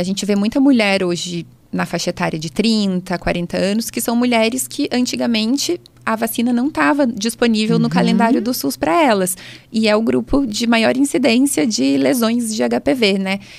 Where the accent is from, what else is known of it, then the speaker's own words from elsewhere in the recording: São Luís, Maranhão, Brazil; now in Taubaté, Brazil; eu sou de São Luís